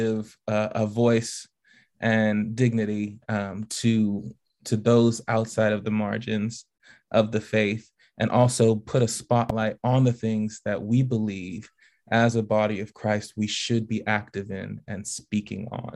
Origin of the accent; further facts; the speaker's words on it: Bahamas; now in Tennessee, United States; I am from the Bahamas originally.